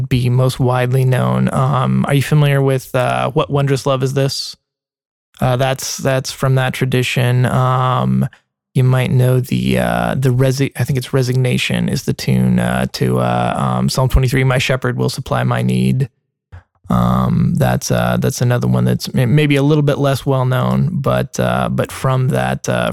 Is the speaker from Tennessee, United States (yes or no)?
yes; Middle Tennessee, United States; also born or lived in Nashville, Tennessee; I grew up in Middle Tennessee.